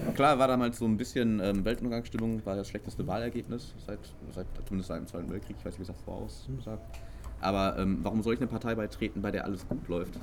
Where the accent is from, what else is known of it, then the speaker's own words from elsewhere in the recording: Herne, North Rhine-Westphalia, Germany; now in Castrop-Rauxel, Germany; ich bin ja eigentlich in Herne aufgewachsen bis zu meinem 15. Lebensjahr und erst dann sind wir übergesiedelt